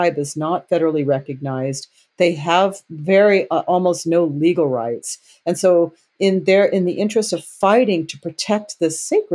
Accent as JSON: {"language": "English", "region": "Southern California", "country": "United States", "tie": "born or raised there", "also_born_or_lived": "San Clemente", "said": "I grew up in Southern California"}